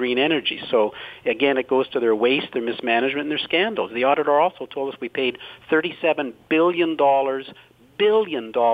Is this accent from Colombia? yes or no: no; North Bay, Ontario, Canada; my hometown of North Bay